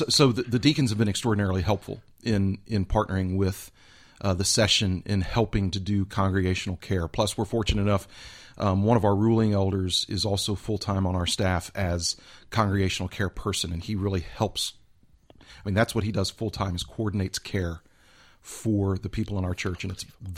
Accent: Houston, Texas, United States; I grew up in Houston, Texas.

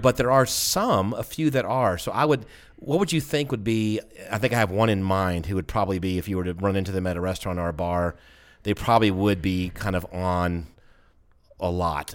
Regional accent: the South, United States; I'm from the South

